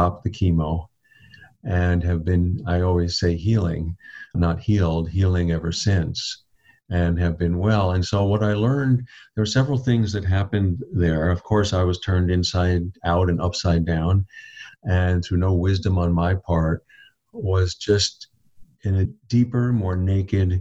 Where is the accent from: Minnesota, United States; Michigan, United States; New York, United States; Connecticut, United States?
New York, United States; Long Island; when I was a boy and I grew up on Long Island in New York